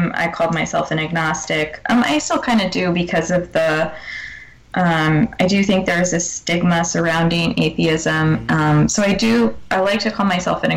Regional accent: New York, United States; moved away as an adult; now in New Hampshire, United States; I lived in upstate New York for a while before I moved to New Hampshire, and I was pretty much, I am still a New Yorker.

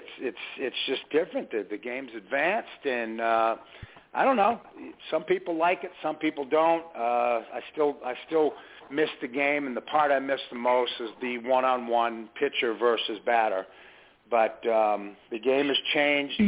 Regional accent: Massachusetts, United States; also born or lived in Methuen, Massachusetts; now in Coweta County, Georgia, United States; Growing up in Massachusetts, I played American Legion

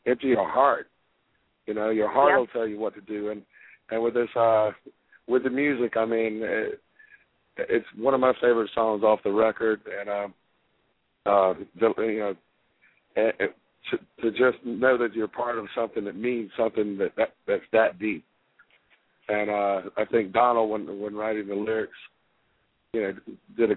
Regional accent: Fayetteville, North Carolina, United States; I was born in Fayetteville, North Carolina, right beside Fort Bragg

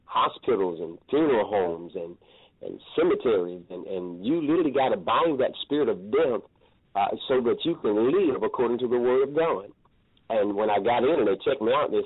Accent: Columbus, Georgia, United States; also born or lived in Alabama; grew up in Columbus, Georgia

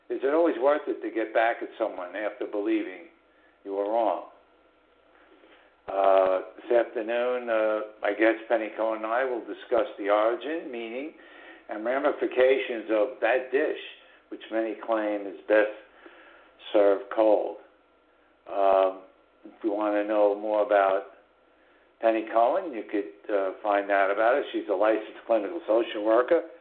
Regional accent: New York City, New York, United States; also born or lived in Southern Hudson Valley, New York; which is the northern suburbs of New York City, which is my hometown.

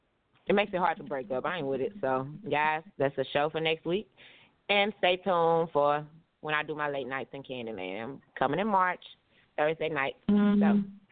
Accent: Tulsa, Oklahoma, United States; I'm from Tulsa. These guys are so different.

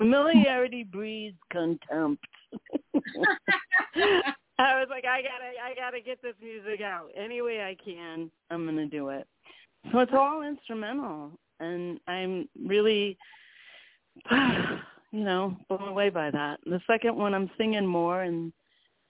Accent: Cleveland, Ohio, United States; now in Boston, United States; I grew up in Cleveland, Ohio, and we were on a little farm

